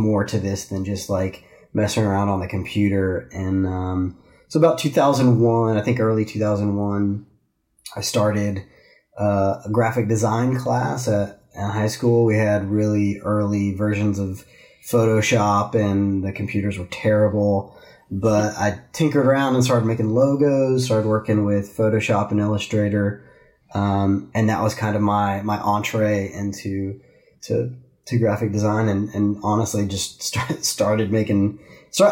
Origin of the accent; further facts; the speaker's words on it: DeLand, Florida, United States; I was born and raised in a little town in Central Florida called DeLand between Daytona Beach and Orlando.